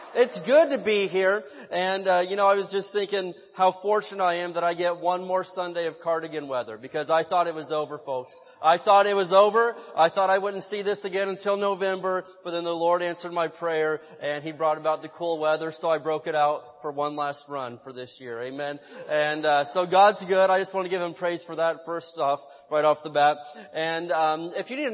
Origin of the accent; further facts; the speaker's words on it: Midwest, United States; now in Barstow, United States; I grew up in the Midwest, and so we had tornadoes out there.